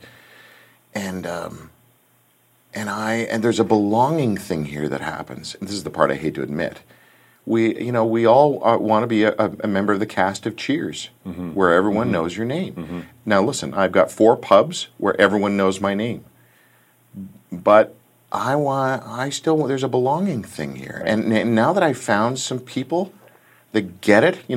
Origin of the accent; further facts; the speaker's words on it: Canada; we're Canadian